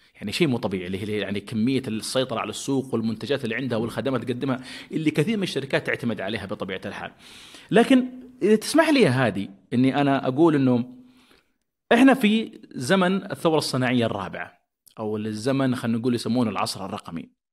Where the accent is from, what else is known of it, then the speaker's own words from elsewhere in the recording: Saudi Arabia; عندنا في السعودية